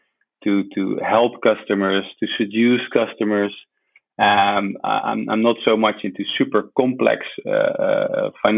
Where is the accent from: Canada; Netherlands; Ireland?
Netherlands; I was born in the Netherlands